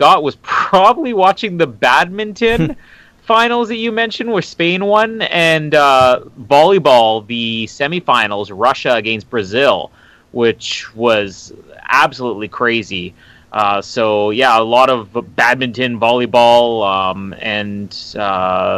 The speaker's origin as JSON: {"language": "English", "country": "Canada"}